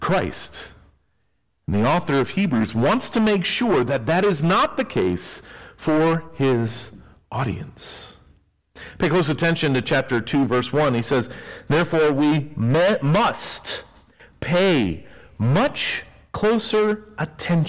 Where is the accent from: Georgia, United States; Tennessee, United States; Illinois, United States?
Tennessee, United States; I grew up in Tennessee, and Tennessee is known for its rolling hills.